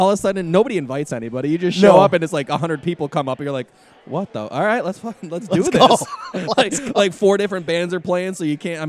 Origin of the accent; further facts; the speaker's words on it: Warsaw, New York, United States; moved away as an adult; now in Buffalo, United States; I grew up in Warsaw, so like when I moved up here, I was 19.